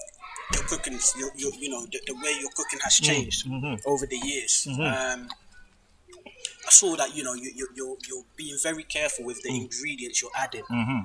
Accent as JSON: {"language": "English", "country": "Ghana", "moved": "yes", "said": "I mean, when I came from Ghana, I remember my mum used to go to work night shifts"}